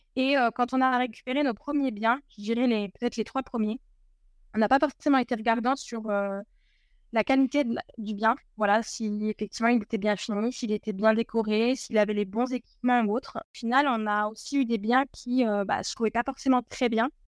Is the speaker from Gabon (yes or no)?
no; Berry, Centre-Val de Loire, France; moved away as an adult; now in Tarbes, France; je suis originaire du Berry